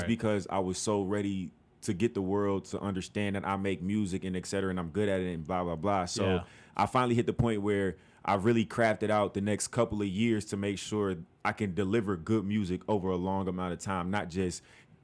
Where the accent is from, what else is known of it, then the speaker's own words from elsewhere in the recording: Chicago, Illinois, United States; born and raised Southside Chicago